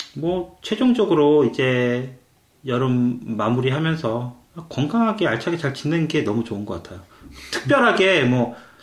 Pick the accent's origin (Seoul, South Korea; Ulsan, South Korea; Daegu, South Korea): Seoul, South Korea; moved away; 저는 서울 출신이라서 수영을 못해요.